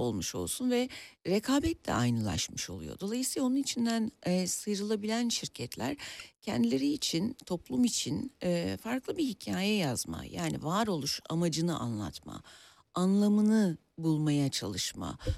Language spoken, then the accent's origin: Turkish; Bursa, Turkey; moved away as an adult; also born or lived in Ankara; now in Istanbul, Turkey; Aslında Ankara doğumluyum Ee, ama e, bütün gençlik ve çocukluk dönemim Bursa'da geçti